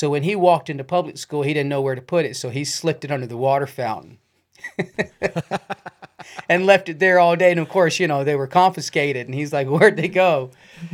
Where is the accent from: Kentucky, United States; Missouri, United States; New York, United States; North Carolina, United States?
Kentucky, United States; I'm from Kentucky. I grew up in Kentucky